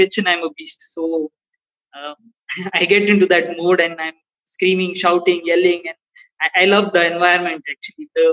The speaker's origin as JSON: {"language": "English", "country": "India", "said": "being an Indian"}